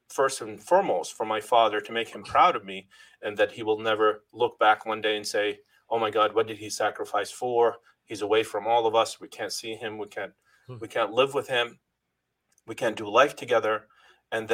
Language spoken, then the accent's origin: English; Lebanon; moved away as an adult; now in New England, United States; I first came from Lebanon, landed in Boston, and never looked back, never went back to my home country